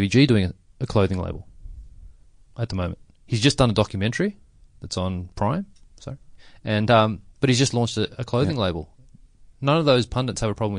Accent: Sydney, New South Wales, Australia; I grew up in the West

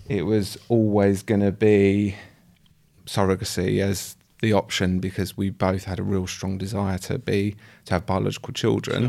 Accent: Essex, East of England, United Kingdom; I'm fr-, also from Essex

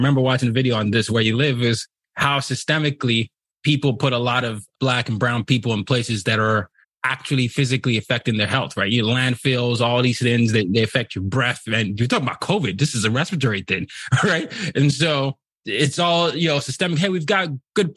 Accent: Nigeria; I'm from Nigeria

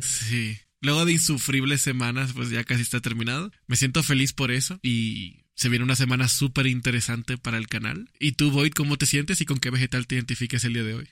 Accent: Dominican Republic; Yo soy de República Dominicana.

